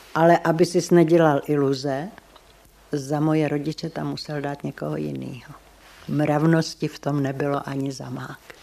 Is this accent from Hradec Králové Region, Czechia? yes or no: yes; Červený Kostelec, Hradec Králové Region, Czechia; z Červeného kostelce